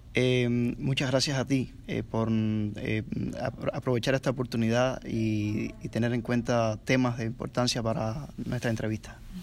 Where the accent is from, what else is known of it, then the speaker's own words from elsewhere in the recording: Cuba; moved away as an adult; soy un pastor bautista que tuve que salir forzosamente de Cuba, tengo estatus de refugiado.